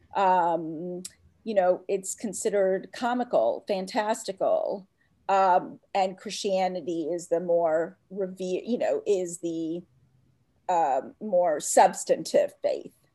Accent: Atlanta, Georgia, United States; also born or lived in India; I grew up in Atlanta, Georgia, where I really didn't fit in as a little brown Hindu girl

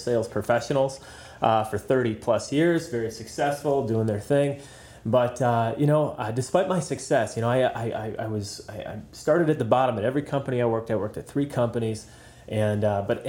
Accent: Wisconsin, United States; I was born here in Wisconsin

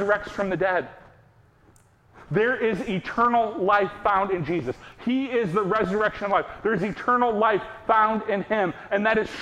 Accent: United States; we, as an American people

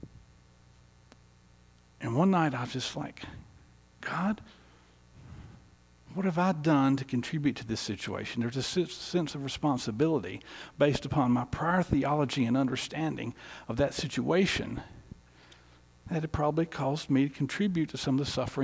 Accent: Southeast, United States; moved away; also born or lived in North Carolina; I grew up in the Southeast, politically, theologically conservative

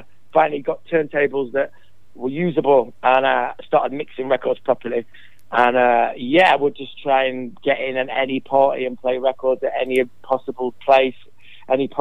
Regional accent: Sheffield, Yorkshire and the Humber, United Kingdom; as a young man growing up in Sheffield

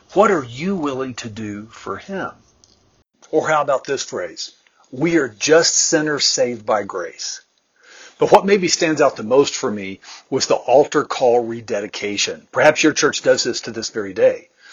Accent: central Texas, United States; I grew up in the Southern Baptist Church in central Texas in a small town

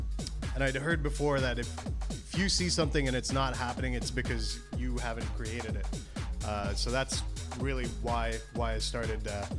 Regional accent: Dubai, United Arab Emirates; now in Mississauga, Canada; I grew up in Dubai

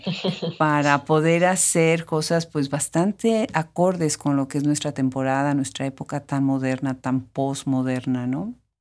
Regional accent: Puebla, Mexico; que de México. ¿Y de dónde de México? No, pues de Puebla

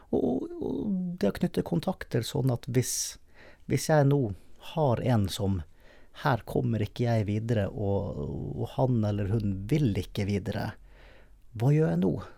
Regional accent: Bergen, Vestland, Norway; når jeg var hjemme i Bergen

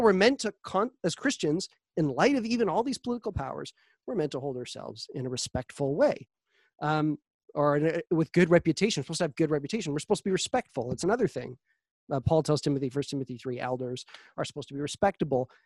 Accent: Canada; our freedoms as Canadian citizens

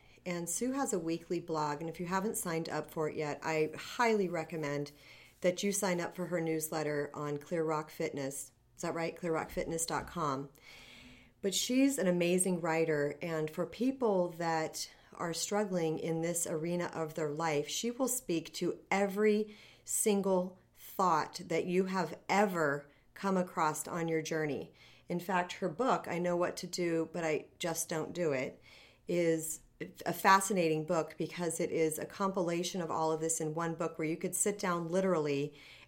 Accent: Arizona, United States; I'm from Arizona

